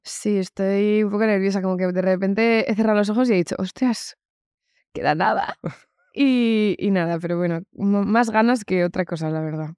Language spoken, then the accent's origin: Spanish; Community of Madrid, Spain; soy o sea, madrileña. me he criado aquí, nunca he vivido en Estados Unidos